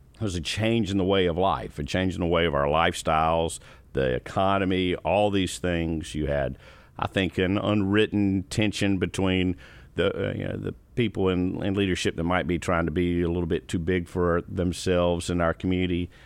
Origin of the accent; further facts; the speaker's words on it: Columbia, South Carolina, United States; also born or lived in Greenville, South Carolina / Orangeburg, South Carolina / Rock Hill, South Carolina; I was born in Columbia